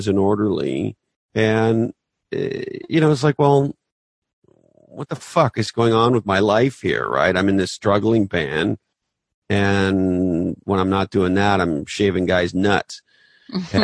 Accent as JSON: {"language": "English", "country": "Canada", "tie": "born or raised there", "also_born_or_lived": "Toronto", "moved": "as an adult", "said": "I grew up in Canada."}